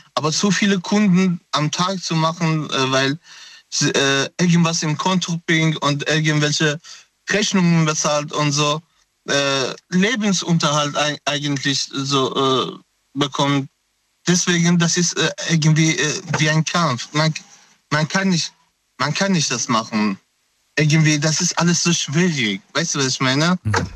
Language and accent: German; Afghanistan; German is a second language; now in Germany; Ich komme aus Afghanistan ursprünglich